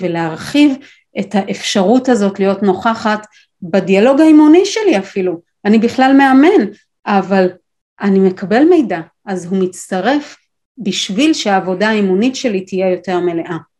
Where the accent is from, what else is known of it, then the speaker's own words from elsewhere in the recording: Israel; גדלתי בקיבוץ עם כלבת זאב